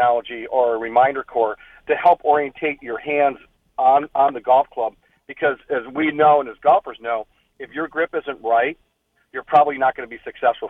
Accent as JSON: {"language": "English", "town": "Chicago", "region": "Illinois", "country": "United States", "tie": "born or raised there", "moved": "yes", "lives_now": "San Diego, United States", "said": "I grew up in Chicago"}